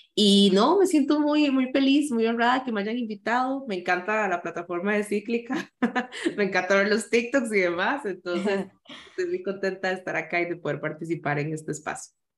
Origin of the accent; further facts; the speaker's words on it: San José, Costa Rica; yo nací en San José, eh, la mayoría de la gente cree que nací en Limón